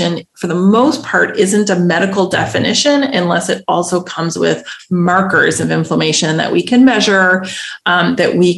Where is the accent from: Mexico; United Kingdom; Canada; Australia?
Canada; moved away as an adult; now in Netherlands; I'm Canadian